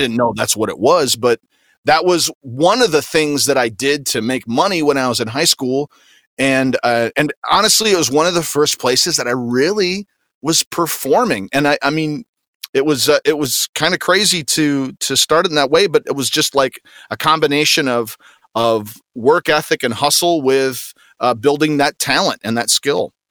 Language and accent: English; Grand Rapids, Michigan, United States; I'm from Grand Rapids, Michigan, uh, like the south side of Grand Rapids, Michigan, in a little community called Cutlerville